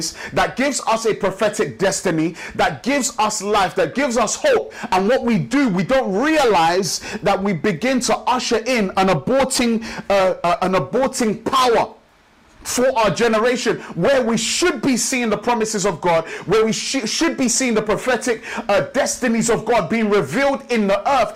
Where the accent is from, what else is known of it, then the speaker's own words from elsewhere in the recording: Nigeria; now in London, United Kingdom; I'm from Nigeria, of the Yoruba tribe